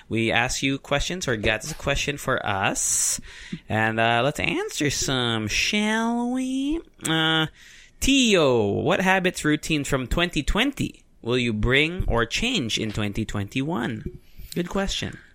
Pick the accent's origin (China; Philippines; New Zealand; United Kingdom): Philippines; I'm Filipino